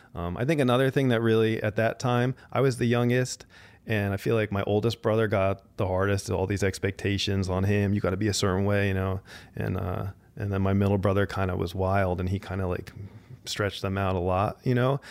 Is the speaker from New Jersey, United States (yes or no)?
yes; New Jersey, United States; moved away as an adult; now in Los Angeles, United States; I grew up in suburban Jersey